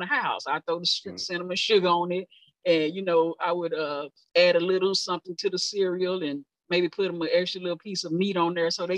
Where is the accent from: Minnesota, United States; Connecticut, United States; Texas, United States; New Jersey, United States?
Texas, United States; Dallas; I born and raised in Oak Cliff, Southern sector